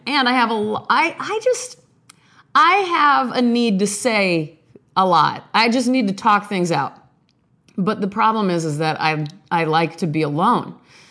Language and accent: English; Omaha, Nebraska, United States; born there; now in Beverly Hills, United States; I hail from the 90210, sort of, by way of Omaha, Nebraska, where I was born in St. Joseph's Hospital, April 30th, 1977, 8:58 p.m.